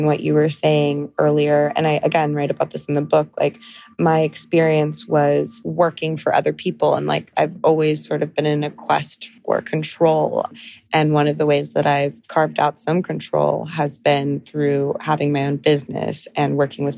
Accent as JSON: {"language": "English", "town": "Encinitas", "region": "California", "country": "United States", "tie": "born or raised there", "also_born_or_lived": "London / Los Angeles", "moved": "as an adult", "lives_now": "New York City, United States", "said": "I'm really a California girl. I'm from North County, San Diego, this little town called Encinitas"}